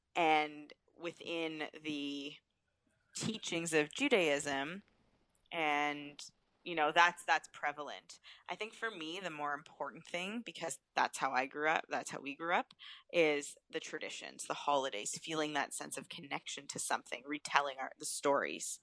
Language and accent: English; Thornhill, Ontario, Canada; also born or lived in Peterborough, Ontario (Trent University); growing up in Thornhill in a Jewish household